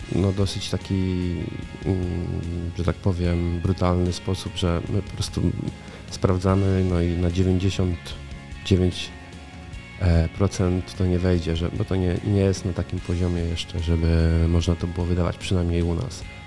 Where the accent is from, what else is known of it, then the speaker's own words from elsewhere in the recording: Koło, Greater Poland, Poland; moved away as an adult; Urodziłem się w kole. E, mieszkałem tutaj tak naprawdę przez prawie 20 lat.